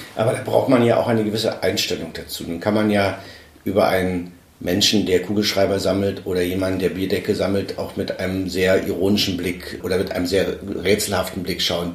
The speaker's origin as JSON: {"language": "German", "town": "Weißwasser", "region": "Saxony", "country": "Germany", "said": "ich komme aus, aus Weißwasser"}